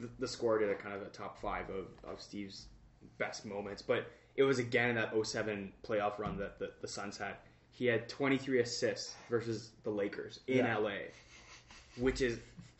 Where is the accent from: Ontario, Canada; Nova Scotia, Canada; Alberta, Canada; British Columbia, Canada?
British Columbia, Canada; Being from Canada and that kind of like the Pacific Northwest here is so cool.